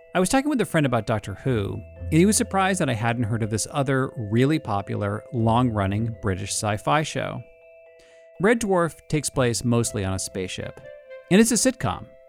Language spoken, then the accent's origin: English; United States; as an American